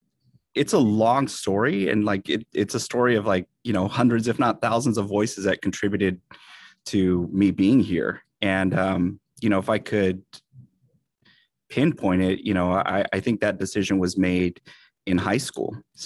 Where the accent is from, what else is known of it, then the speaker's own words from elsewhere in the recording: San Jose, California, United States; I am a Latino educator here in the Bay Area, San Jose specifically. Actually, I'm a Bay Area native, born and raised, youngest of 8 kids.